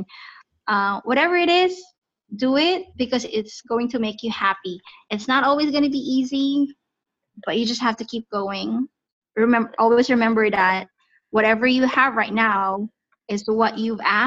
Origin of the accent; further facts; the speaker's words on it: Philippines; moved away; We are from Southeast Asia, country called the Philippines